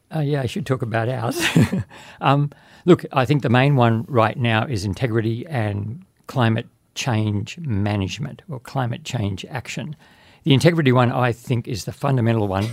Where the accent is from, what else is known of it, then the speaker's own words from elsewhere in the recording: Babinda, Queensland, Australia; also born or lived in Innisfail / Townsville; I was born in Babinda and went to the various schools, finishing at Innisfail High